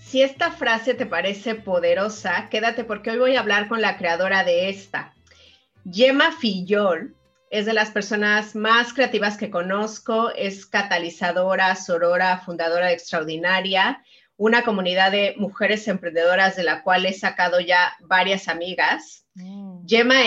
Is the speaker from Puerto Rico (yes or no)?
no; Mexico; yo soy mexicana